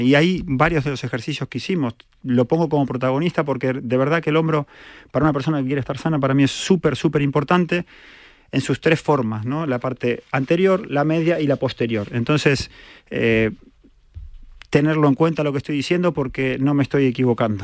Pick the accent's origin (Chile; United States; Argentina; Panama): Argentina; now in Spain; soy argentino